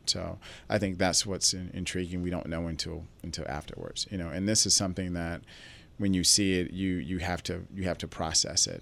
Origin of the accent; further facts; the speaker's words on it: Atlanta, Georgia, United States; also born or lived in New York; I grew up in Southwest Atlanta